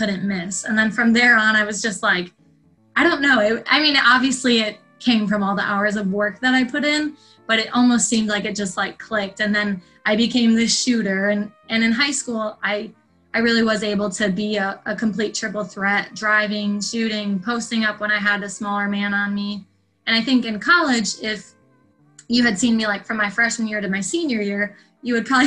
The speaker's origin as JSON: {"language": "English", "area": "northwest suburbs of Chicago", "region": "Illinois", "country": "United States", "tie": "born or raised there", "said": "growing up in Illinois with them, it was just basketball all the time"}